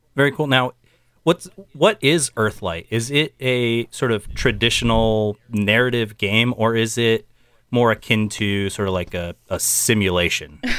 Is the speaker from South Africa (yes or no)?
no; United States; as an American